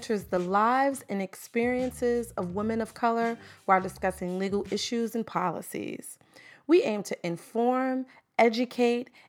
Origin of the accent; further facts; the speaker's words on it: New York City, New York, United States; As a Harlem native, I was born and raised in Harlem, New York.